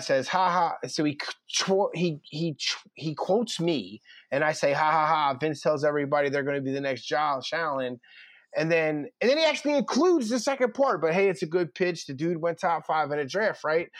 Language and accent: English; Philadelphia, Pennsylvania, United States; I'm from North Philly. I am from Sixteenth and Brown.